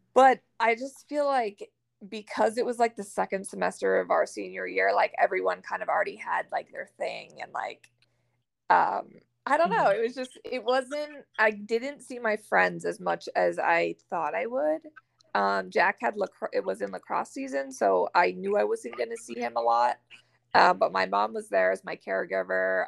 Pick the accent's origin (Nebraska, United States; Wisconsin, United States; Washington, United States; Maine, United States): Maine, United States; now in Florida, United States; I'm from Maine originally, and I live in Florida now